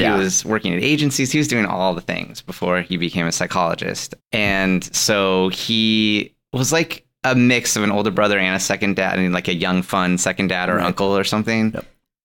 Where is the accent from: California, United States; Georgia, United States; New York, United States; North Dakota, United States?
California, United States; Los Angeles; I grew up in Westwood, right by UCLA